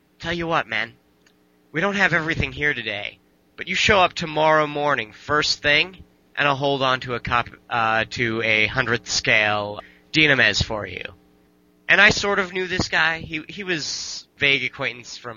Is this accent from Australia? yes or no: no; Canada; I am Canadian